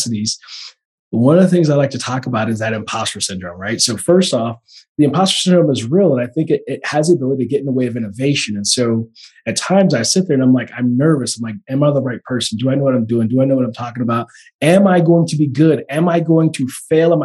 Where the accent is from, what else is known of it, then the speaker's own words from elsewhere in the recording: Oakland, California, United States; I'm from the Bay Area. So shout out to the Bay Area, East Oakland